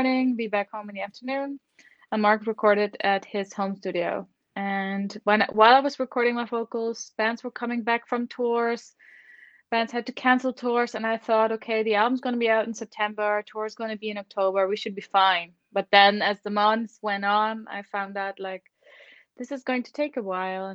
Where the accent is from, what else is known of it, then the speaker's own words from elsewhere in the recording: Netherlands; now in Germany; I live in Germany, but I am from the Netherlands originally, but I've been living in Germany since quite a while now.